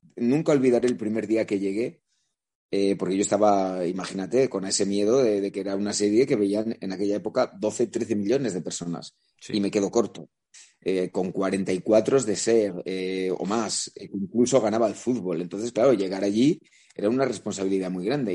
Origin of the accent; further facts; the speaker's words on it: La Rioja, Spain; also born or lived in Vitoria-Gasteiz; now in Madrid, Spain; no madrileño de nacimiento, porque yo soy riojano y tengo mm, e, e, e, ese sentimiento también de mis raíces